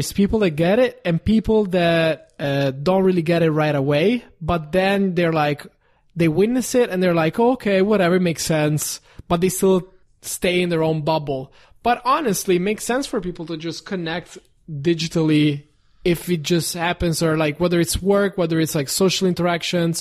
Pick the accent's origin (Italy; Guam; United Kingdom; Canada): Italy; English is a second language; now in Los Angeles, United States